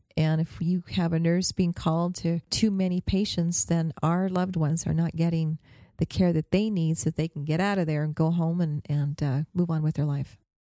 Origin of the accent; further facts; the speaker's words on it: Albuquerque, New Mexico, United States; I'm from Albuquerque